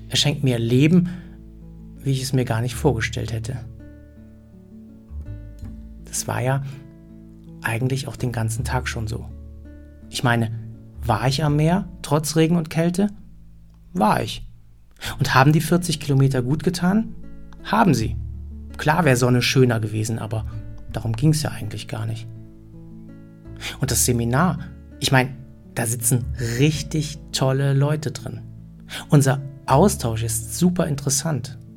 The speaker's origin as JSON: {"language": "German", "country": "Germany", "said": "Ich meine, als Deutscher und Schweizer muss ich ja andauernd entscheiden, wer in was besser ist."}